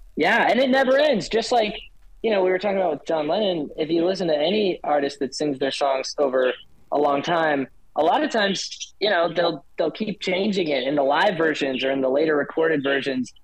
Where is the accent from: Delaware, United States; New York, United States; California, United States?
Delaware, United States; moved away as an adult; also born or lived in Idaho; now in Arizona, United States; growing up in Delaware, um, where it's like green everywhere